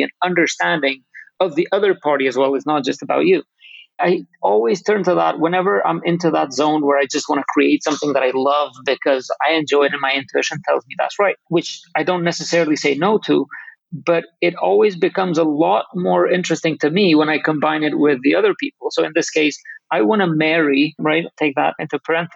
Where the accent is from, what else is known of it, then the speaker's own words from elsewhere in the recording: Kosovo; I'm from Kosovo, a tiny country a lot of people don't know exists.